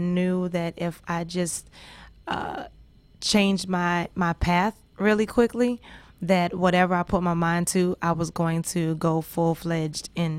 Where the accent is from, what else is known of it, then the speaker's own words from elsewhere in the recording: New Orleans, Louisiana, United States; I'm from New Orleans. There's no mountains. We below sea level.